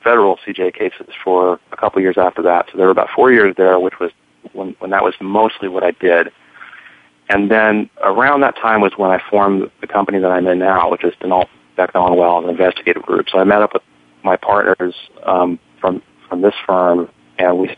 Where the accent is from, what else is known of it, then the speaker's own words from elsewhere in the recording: San Francisco, California, United States; moved away; I was born in San Francisco and I grew up